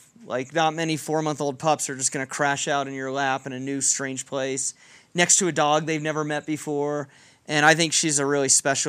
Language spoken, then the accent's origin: English; Dallas, Texas, United States; Grew up in Dallas, and then came on vacations here with my family from throughout. I was born in 69, so the 70s and 80s, this is where we vacationed.